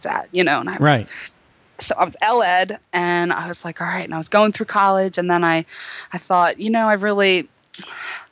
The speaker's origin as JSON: {"language": "English", "town": "Baltimore", "region": "Maryland", "country": "United States", "accent": "Baltimore", "said": "my Baltimore accent"}